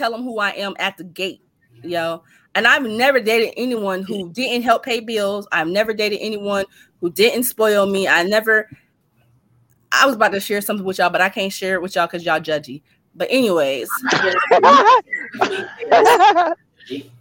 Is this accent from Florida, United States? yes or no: no; Youngstown, Ohio, United States; I'm from Youngstown.